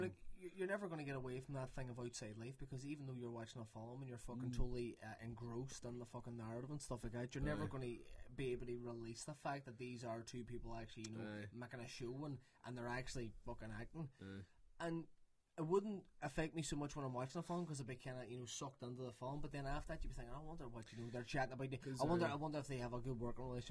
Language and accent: English; Ireland; as an Irish podcast